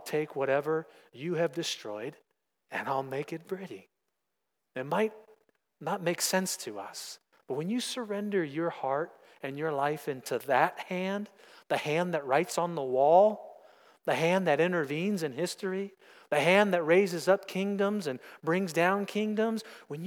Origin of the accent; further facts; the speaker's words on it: United States; I am American